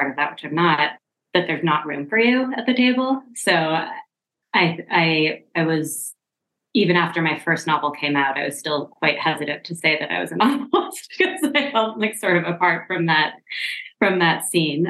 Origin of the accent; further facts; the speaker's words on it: Seattle, Washington, United States; I grew up in Seattle, Washington.